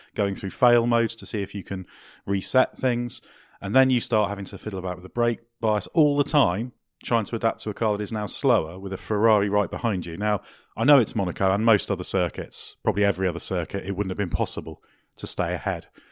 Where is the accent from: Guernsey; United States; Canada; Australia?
Guernsey; I'm originally from a tax haven